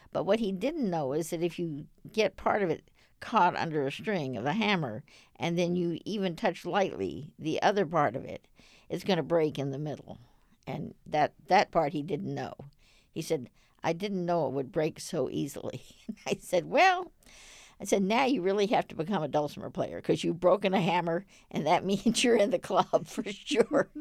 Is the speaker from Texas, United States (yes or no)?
yes; Dallas, Texas, United States; I grew up in Dallas.